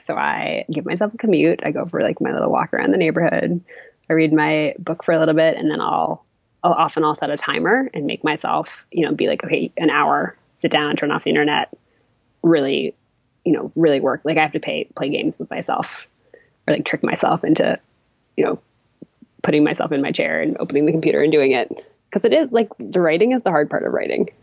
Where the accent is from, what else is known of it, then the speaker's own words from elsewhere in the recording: Massachusetts, United States; moved away as an adult; also born or lived in Maine; I'm from Massachusetts originally